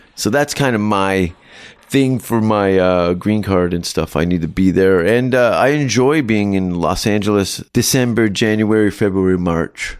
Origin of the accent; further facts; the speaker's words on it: Canada; as a Canadian